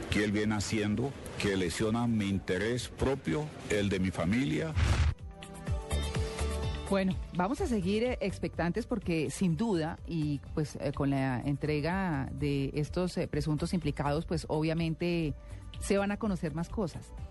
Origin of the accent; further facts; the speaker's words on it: Colombia; Estoy empeñado como presidente de la República, pero sobre todo como colombiano, de dejar el gobierno cuando Colombia pueda decir tenemos paz.